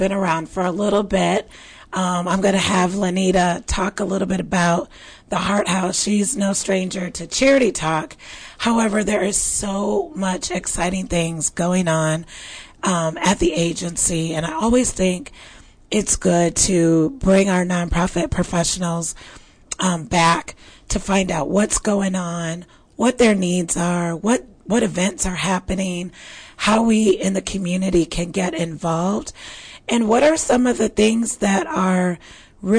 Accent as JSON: {"language": "English", "region": "Midwest", "country": "United States", "tie": "born or raised there", "moved": "yes", "lives_now": "Texas, United States", "said": "I was raised in the Midwest where we had plenty of snow"}